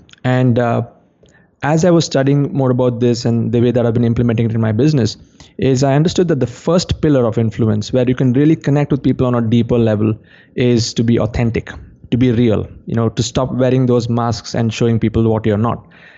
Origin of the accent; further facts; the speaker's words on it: India; Yeah, John, the way things have evolved, like since I come from India, I can go back to how the experts were back in the day before the education system